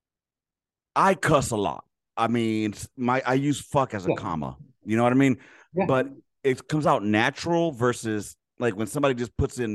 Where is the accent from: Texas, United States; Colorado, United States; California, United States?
California, United States; Los Angeles; I grew up in South Central Los Angeles in the fucking 80s and 90s